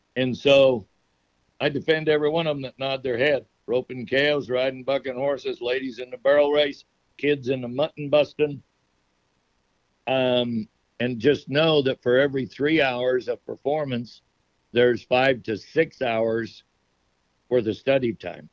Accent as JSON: {"language": "English", "region": "Nevada", "country": "United States", "tie": "born or raised there", "said": "my Native American heritage that I was raised with in Nevada"}